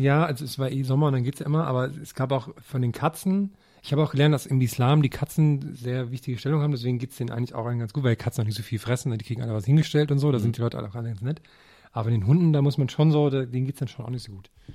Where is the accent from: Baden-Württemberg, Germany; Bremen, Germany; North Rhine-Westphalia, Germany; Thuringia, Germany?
Thuringia, Germany; now in Berlin, Germany; Ich komme ja nur aus Thüringen